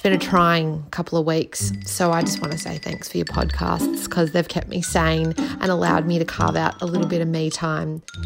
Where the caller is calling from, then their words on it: Melbourne, Victoria, Australia; I'm calling from Melbourne